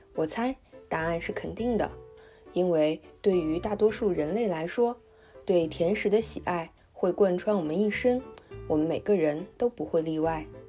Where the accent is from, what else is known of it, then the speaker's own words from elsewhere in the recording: China; 我们中国人爱吃的红糖